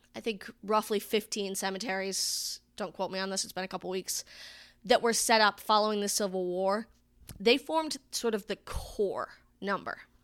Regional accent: Arnold Mills, Rhode Island, United States; moved away; I come from Rhode Island

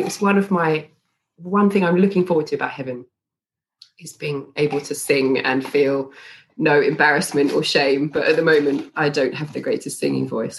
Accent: United Kingdom; moved away as an adult; now in Stellenbosch, South Africa; I am British, but I'm married to a South African, and we moved here about

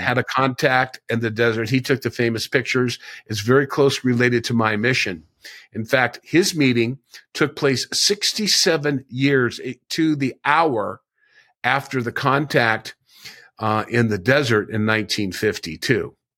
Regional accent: Laguna Beach, California, United States; I grew up in Laguna Beach

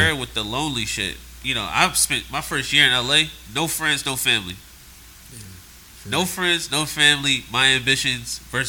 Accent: Philadelphia, Pennsylvania, United States; now in Los Angeles, United States; I'm from Philly. Cheesesteaks, Rocky … all that stuff. Dirt bikes. That's where I'm from. That's where I came up.

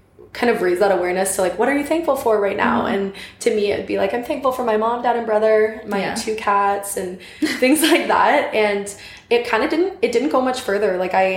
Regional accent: Brantford, Ontario, Canada; now in Guelph, Canada; I'm initially from Brantford

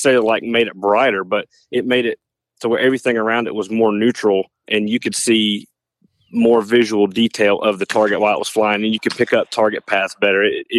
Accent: Covington, Georgia, United States; Well, I am from Covington, Georgia, and I got my shooting started in 4-H, and then I moved to the collegiate. I shoot for Emmanuel College. I'm about 30 minutes north of Athens.

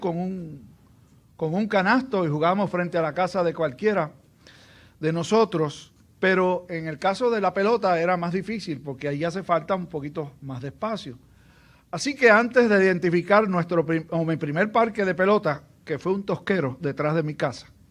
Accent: Aguadilla, Puerto Rico; Cuando yo me criaba, en el lugar donde yo me crié, allá en, en Aguadilla

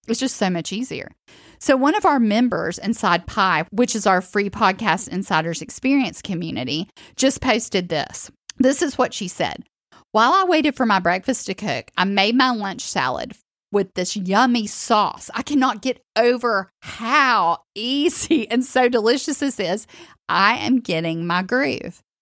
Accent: the South, United States; I'm from the South

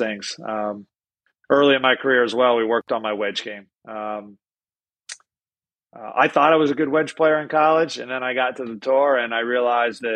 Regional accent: Pennsylvania, United States; moved away as an adult; now in Florida, United States; I grew up in the North

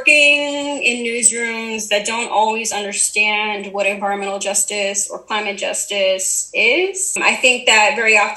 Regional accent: Uniondale, New York, United States; my hometown, Uniondale, New York, which is a suburb on Long Island

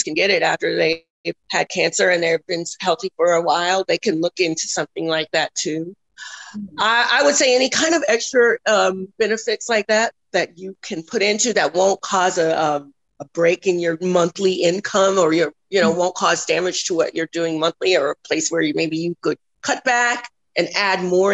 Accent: Denver, Colorado, United States; now in Texas, United States; I'm originally from Denver, Colorado

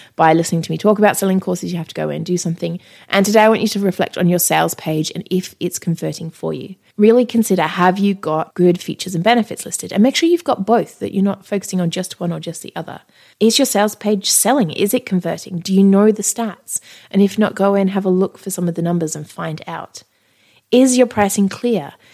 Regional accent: Australia; I'm Australian

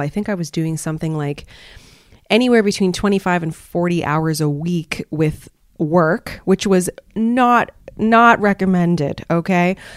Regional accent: Canada; moved away as an adult; now in Malaysia; my home country of Canada

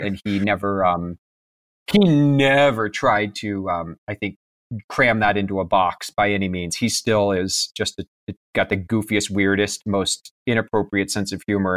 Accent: Kansas, United States; also born or lived in Pennsylvania; I was born in Pennsylvania, but when I was one, we moved to Kansas

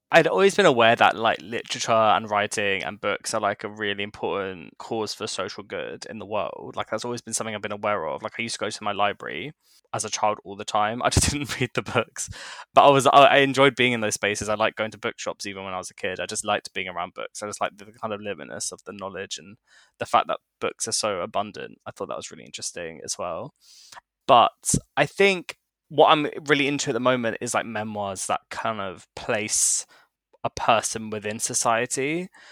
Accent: London, United Kingdom; growing up in London, you hear so many people's stories

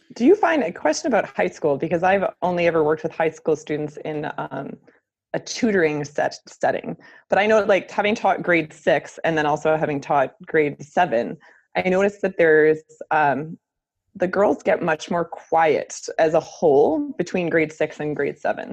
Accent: United States; moved away as an adult; also born or lived in Baltimore, Maryland; now in Canada; I'm actually American

